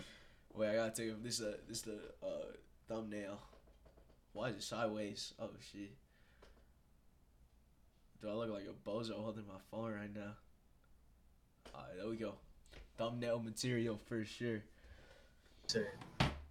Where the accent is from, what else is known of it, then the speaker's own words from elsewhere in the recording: Colorado, United States; also born or lived in Bronx, New York, United States; I've been in Colorado for, like, 13 years